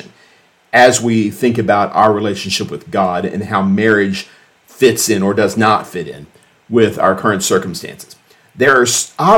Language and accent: English; United States; We live with Christ as Americans